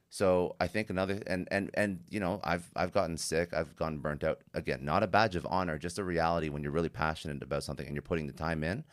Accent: Canada; I'm Canadian

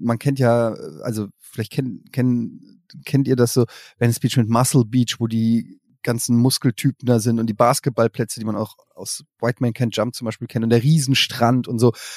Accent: Germany; als Deutscher

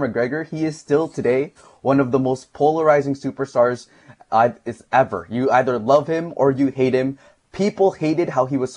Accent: Philippines; as a Filipino

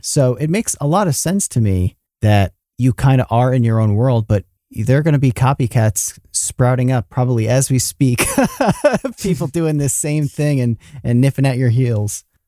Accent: New York, United States; Matt and I grew up in New York

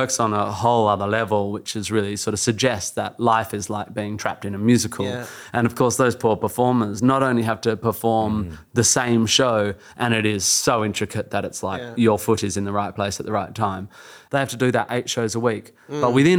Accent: Australia; being an Australian male, I will often go, it's a lovely day, so I'll do it all on a barbecue

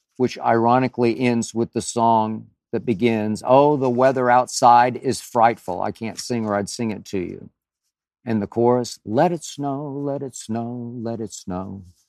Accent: Oklahoma City, Oklahoma, United States; moved away; in my hometown of Oklahoma City

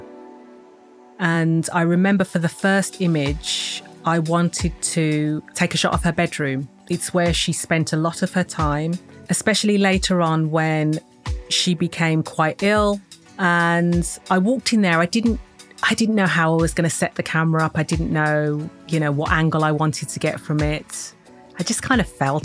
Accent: Smethwick, West Midlands, United Kingdom; now in Bristol, United Kingdom; I'm originally from Birmingham. Well, actually, I always say Birmingham, but it's better known as the Midlands because I grew up in a place called Smethwick.

